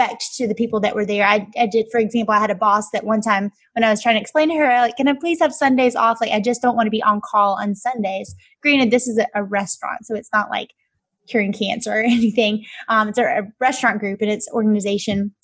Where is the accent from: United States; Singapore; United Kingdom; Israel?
United States; Alabama; moved away as an adult; now in Atlanta, United States; I grew up, hence my accent, in Alabama